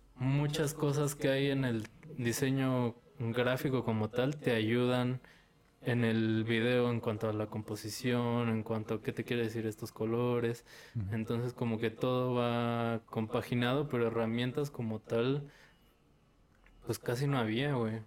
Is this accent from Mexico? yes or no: yes; Tultitlán, State of Mexico, Mexico; soy del estado, soy de Tultitlán